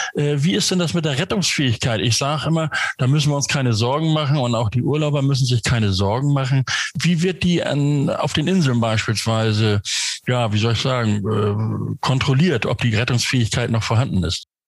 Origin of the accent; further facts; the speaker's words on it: Northern Germany, Germany; Ich bin Norddeutscher, der sagt Sonnabend